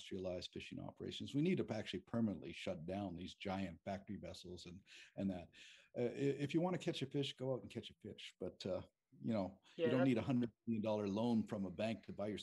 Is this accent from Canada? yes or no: yes; St. Andrews, New Brunswick, Canada; moved away; I was actually raised in the largest lobster fishing village in the world, St. Andrews, New Brunswick, in eastern Canada